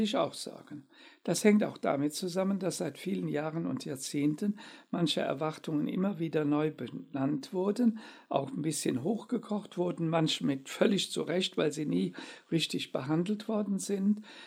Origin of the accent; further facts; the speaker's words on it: Germany; wir dürfen auch nicht immer als Deutsche den Eindruck erwecken